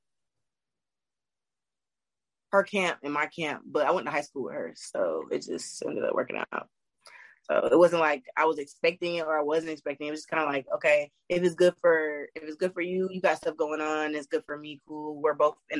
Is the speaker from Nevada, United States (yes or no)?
no; Gwinnett, Georgia, United States; also born or lived in New Jersey; I'm from New Jersey, but I went to high school in Gwinnett, and that's in Georgia